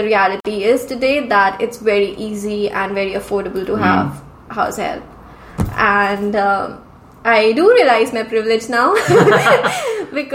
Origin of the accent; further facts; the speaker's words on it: Ludhiana, Punjab, India; moved away as an adult; also born or lived in South India; now in Vancouver, Canada; number three is my hometown. Yes, of course. So I would say Ludhiana is more famous because it's a industrial city